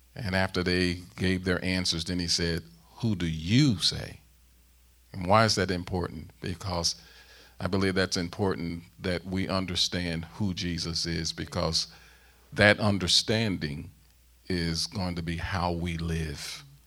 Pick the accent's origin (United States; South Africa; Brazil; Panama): United States; St. Louis, Missouri; moved away as an adult; also born or lived in South Central Pennsylvania; now in Pennsylvania, United States; I'm born and raised in Saint Louis, Missouri